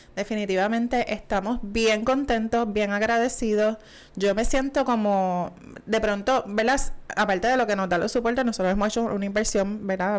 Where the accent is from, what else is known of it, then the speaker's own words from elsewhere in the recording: Puerto Rico; estamos en Puerto Rico, ¿verdad? Así que somos dos puertorriqueños de pura cepa